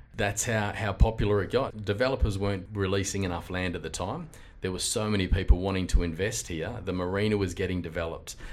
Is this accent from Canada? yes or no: no; Carnarvon, Western Australia, Australia; now in Mandurah, Australia; I grew up in Carnarvon